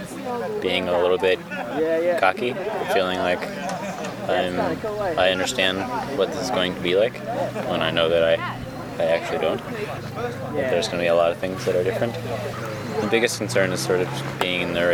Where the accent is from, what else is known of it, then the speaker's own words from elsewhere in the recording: Virginia, United States; now in Washington, D.C., United States; I'm from Virginia.